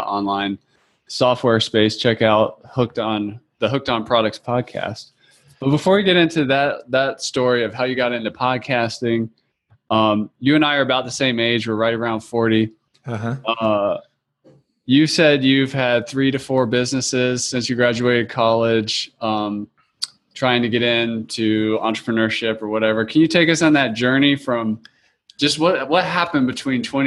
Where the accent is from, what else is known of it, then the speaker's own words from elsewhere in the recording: North Carolina, United States; moved away; I'm originally from North Carolina